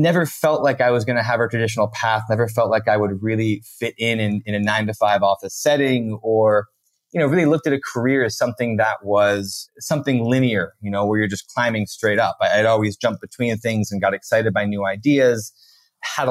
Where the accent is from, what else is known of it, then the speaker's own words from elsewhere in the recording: Connecticut, United States; moved away as an adult; also born or lived in Santa Barbara / Tanzania; I actually grew up in a small town in Connecticut